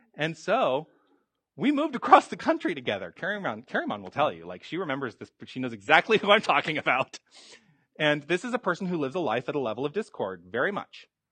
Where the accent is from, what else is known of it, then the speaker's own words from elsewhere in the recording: Tucson, Arizona, United States; moved away as an adult; I was born and raised in Tucson, and then I went away for many decades, and then I've come back.